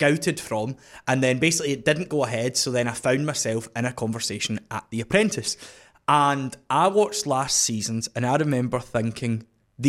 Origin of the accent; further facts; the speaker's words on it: Scotland, United Kingdom; I'm from Scotland